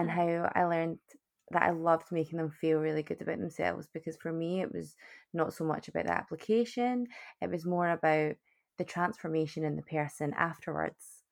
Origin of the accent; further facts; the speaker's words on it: Scotland, United Kingdom; moved away as an adult; also born or lived in Canada; born and bred in Scotland, bonnie Scotland